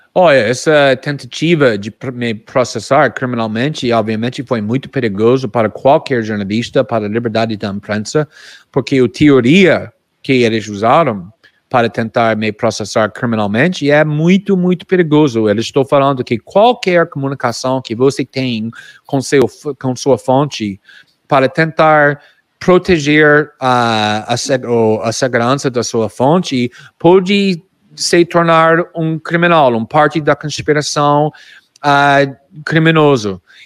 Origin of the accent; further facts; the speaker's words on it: United States; Portuguese is a second language; now in Brazil; eu sou mais frio como norte-americano